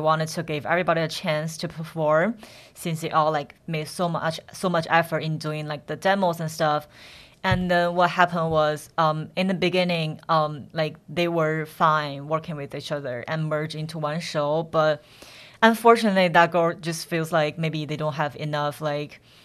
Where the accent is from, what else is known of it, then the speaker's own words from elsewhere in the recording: Henan, China; moved away; I'm from Henan